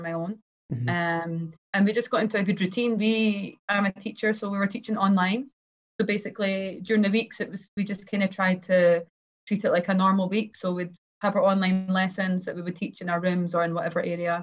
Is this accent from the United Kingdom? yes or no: yes; Kinross, Scotland, United Kingdom; born or raised there; moved away; also born or lived in Aberdeen, Scotland / Glasgow, Scotland